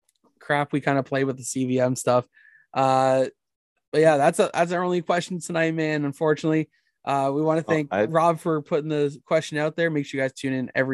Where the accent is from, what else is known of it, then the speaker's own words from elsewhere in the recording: Erin, Ontario, Canada; my hometown of Erin